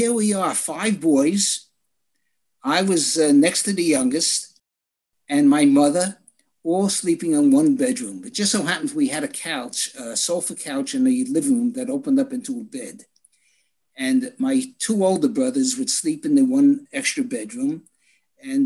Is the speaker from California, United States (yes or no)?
no; New York City, New York, United States; I was born on Hopkinson Avenue in Brooklyn